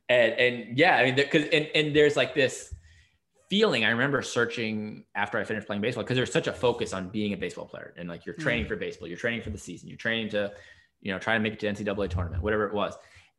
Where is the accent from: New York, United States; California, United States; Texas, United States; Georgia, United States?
New York, United States; I'm from New York originally, so it's not quite New England, but close enough.